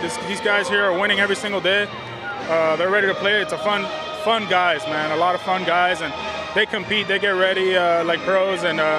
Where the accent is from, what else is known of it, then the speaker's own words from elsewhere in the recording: Miami, Florida, United States; I'm from Miami